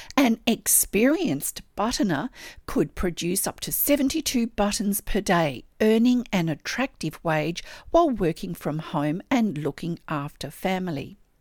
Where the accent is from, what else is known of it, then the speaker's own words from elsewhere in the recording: Australia; I'm an Australian textile artist